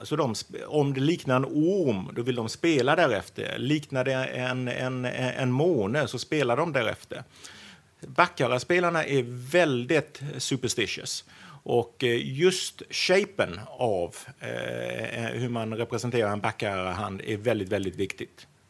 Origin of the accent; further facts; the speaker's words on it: Sweden; moved away as an adult; also born or lived in Wales, United Kingdom; now in Singapore; 48 år gammal och eh, svensk, eh, flyttade till eh, Storbritannien för att eh, plugga en väldigt lång tid sedan